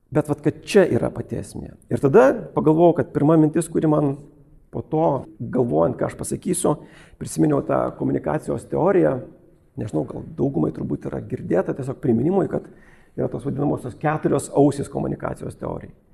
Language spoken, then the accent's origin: Lithuanian; Lithuania; Jis buvo vokietis, aš esu lietuvis